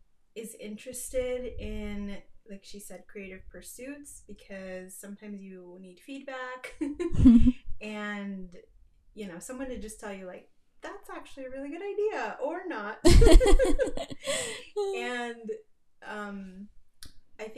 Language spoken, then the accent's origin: English; eastern Washington State, United States; also born or lived in Mexico; now in Utah, United States; I'm currently based in Utah. I'm originally from Mexico, but I grew up in Washington State on the eastern side, and I'm a mother of two